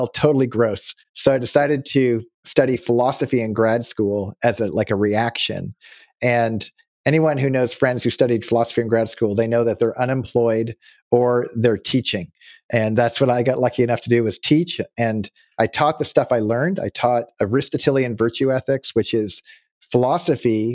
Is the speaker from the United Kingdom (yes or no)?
no; Nova Scotia, Canada; also born or lived in California; now in Auburn, California, United States; now that I live in California, but I grew up in Nova Scotia, Canada